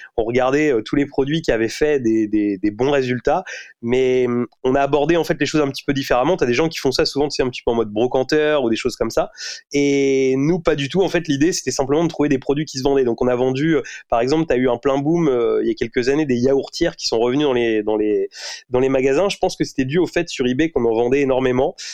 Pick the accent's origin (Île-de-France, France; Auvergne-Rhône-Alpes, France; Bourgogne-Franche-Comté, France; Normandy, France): Normandy, France; Rouen; je suis né à Rouen, je, je vis toujours à Rouen.